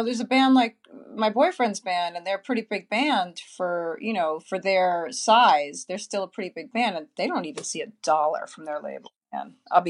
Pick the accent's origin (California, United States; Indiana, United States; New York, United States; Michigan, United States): New York, United States; Queens; Well, I was from Queens, so I was like, "Yo, I just came out of a borough. I'm not going to another one. I'm in Manhattan now.